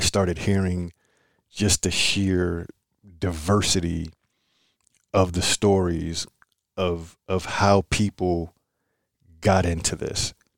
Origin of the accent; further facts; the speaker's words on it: Philadelphia, Pennsylvania, United States; I'm from Philly